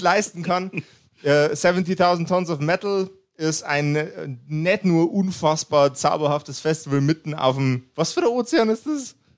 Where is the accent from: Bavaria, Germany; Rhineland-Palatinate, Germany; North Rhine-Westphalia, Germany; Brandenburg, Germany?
Bavaria, Germany; Upper Palatinate; Ich bin ein Oberpfälzer. Ja. Ein Ober, Oberpfälzer, niederbayerisches Grenzländler